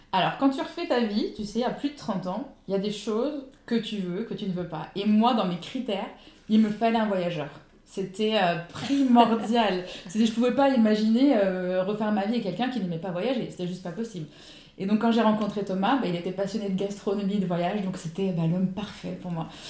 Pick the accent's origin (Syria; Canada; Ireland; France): France; Ardennes, Grand Est; moved away as an adult; now in Saint-Laurent-du-Var, France; je suis originaire des Ardennes, dans le nord-est de la France, et je vis sur la côte d'Azur depuis 10 ans